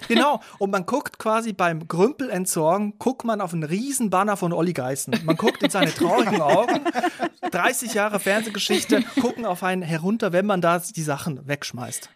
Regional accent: Aargau, Switzerland; moved away; ich bin in der Schweiz aufgewachsen

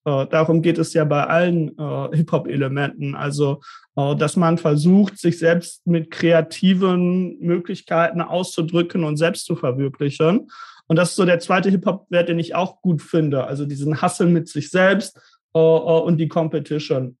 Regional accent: suburb of Bielefeld, North Rhine-Westphalia, Germany; Ich komme nicht gebürtig aus Bielefeld, sondern aus so einer Vorstadt quasi, aus reda

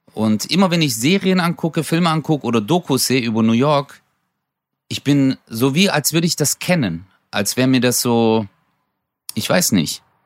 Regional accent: Stuttgart, Baden-Württemberg, Germany; Ich bin zwar in Stuttgarthausen aufgewachsen, aber die Gegend drumherum ist halt schon idyllisch

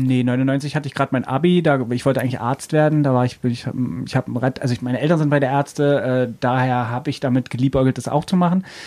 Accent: Brandenburg, Germany; moved away as an adult; now in Berlin, Germany; ich bin aus Brandenburg eigentlich und bin 99

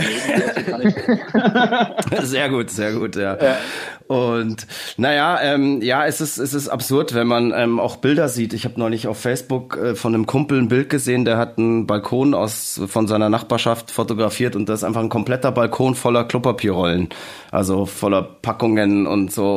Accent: Bavaria, Germany; als Bayer

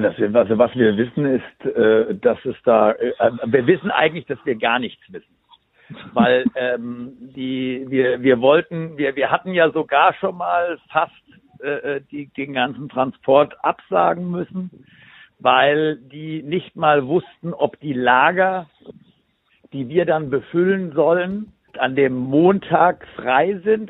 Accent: Bad Homburg, Hesse, Germany; ich komme ja hier aus Bad Homburg

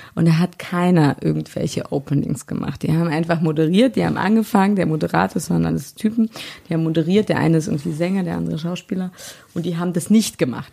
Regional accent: Berlin, Germany; Hier in Berlin

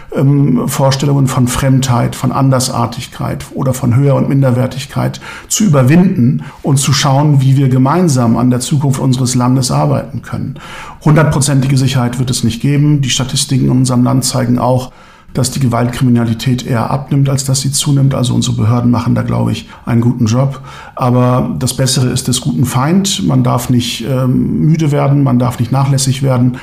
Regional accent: Germany; first language Turkish; German is a second language; ich bin hier geboren und aufgewachsen, aber ich spreche immer noch gerne Türkisch. Ich lese gerne türkische Lyrik. Das ist meine Muttersprache

